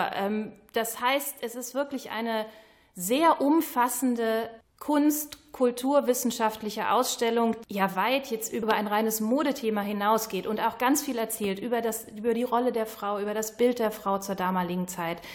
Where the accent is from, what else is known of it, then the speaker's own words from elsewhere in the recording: Krefeld, North Rhine-Westphalia, Germany; moved away as an adult; also born or lived in Wuppertal; Ich bin gebürtige Krefelderin, war aber 30 Jahre in Wuppertal bin jetzt erst wieder hier hingezogen